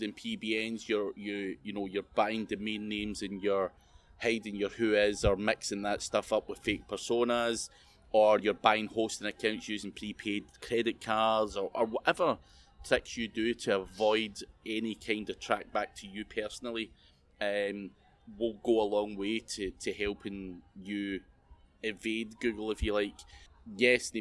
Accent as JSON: {"language": "English", "region": "Scotland", "country": "United Kingdom", "said": "being Scottish"}